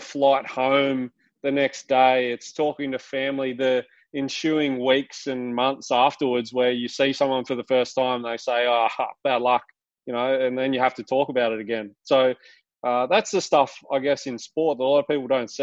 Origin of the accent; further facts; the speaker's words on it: Bathurst, New South Wales, Australia; also born or lived in Sydney; I'm from Bathurst, a country town in New South Wales